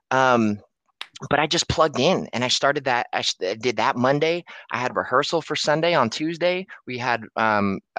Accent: Antioch, California, United States; I'm from Antioch, California

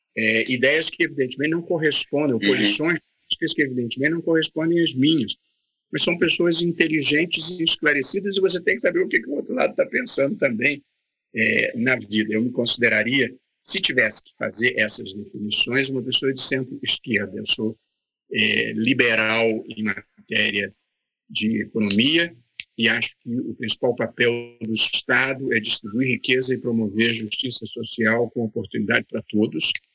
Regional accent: Vassouras, Rio de Janeiro, Brazil; eu sou de Vassouras. Vassouras é uma adorável cidade no interior do Rio de Janeiro, fica duas horas do Rio

